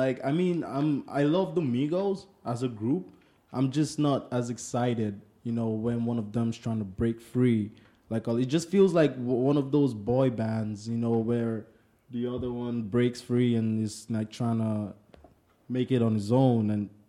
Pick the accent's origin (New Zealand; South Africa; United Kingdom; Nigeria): Nigeria; we're both from Nigeria